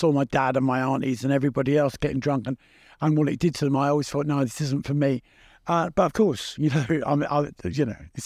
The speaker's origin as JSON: {"language": "English", "region": "London", "country": "United Kingdom", "tie": "born or raised there", "said": "growing up in Battersea, kind of, you know, being the middle one"}